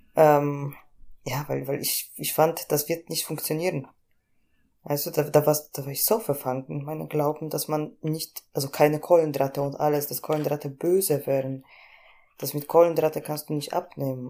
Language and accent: German; Poland; moved away as an adult; now in Germany; ich komme aus Polen ursprünglich, bin 2014 im Sommer nach Deutschland gekommen